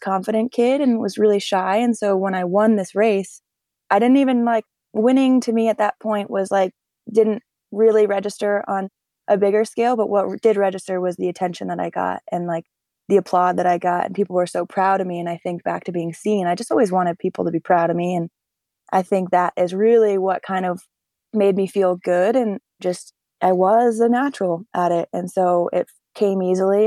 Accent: North Conway, New Hampshire, United States; also born or lived in Jackson, New Hampshire; I grew up in a small ski town in the Mount Washington Valley called North Conway, New Hampshire.

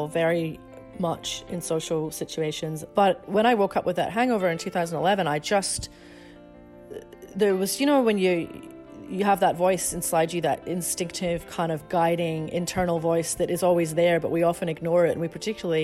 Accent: Scotland, United Kingdom; When I was growing up in Scotland

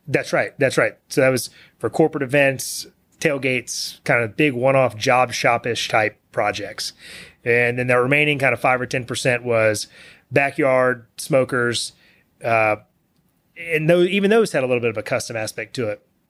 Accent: Bellville, Texas, United States; also born or lived in Austin, Texas; I grew up in Belleville, which is a small town west of here.

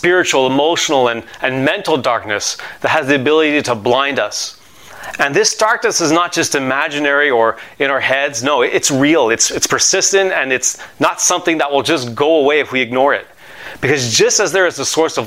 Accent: Montreal, Quebec, Canada; I have a friend that I grew up with in Montreal

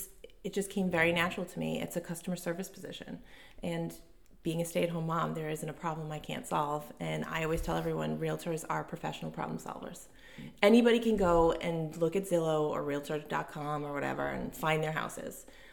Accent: North Providence, Rhode Island, United States; now in Scituate, United States; North Providence, Rhode Island. I currently live in Scituate with my husband and my three children.

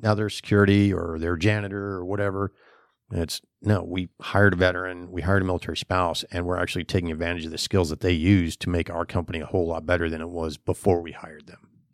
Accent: New Hampshire, United States; moved away as an adult; also born or lived in Finland; now in Florida, United States; I'm originally from New Hampshire

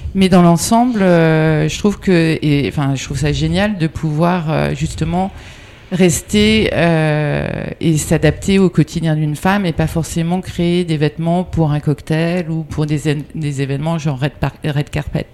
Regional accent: near Agon-Coutainville, Normandy, France; moved away; also born or lived in Brittany; je suis née en Normandie, pas loin d'Agon-Coutainville

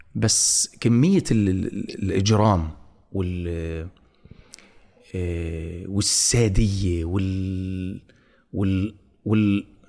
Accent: Gaza, Gaza Strip, Palestine; moved away; انا ابن غزه

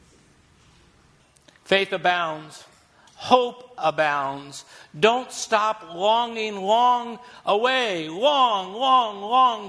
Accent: Missouri, United States; I'm from Missouri

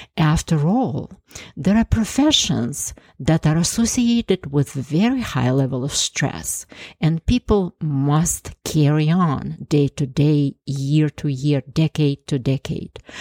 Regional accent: Ukraine; moved away as an adult; also born or lived in Canada; now in United States; I was born in Ukraine and lived there for 26 years before immigrating to the US almost 30 years ago.

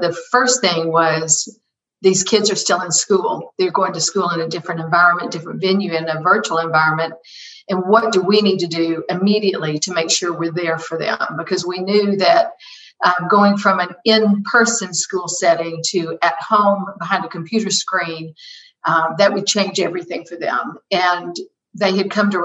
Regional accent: College Park, Georgia, United States; I'm a local girl. I was raised in College Park, Georgia

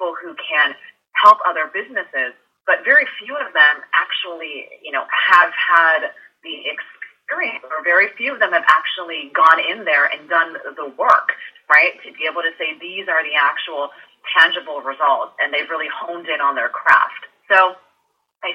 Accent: San Francisco, California, United States; also born or lived in New York; now in Los Angeles, United States; I grew up in San Francisco

